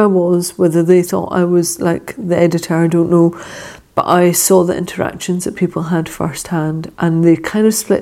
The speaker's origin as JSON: {"language": "English", "region": "Scotland", "country": "United Kingdom", "accent": "Scottish", "said": "my Scottish accent"}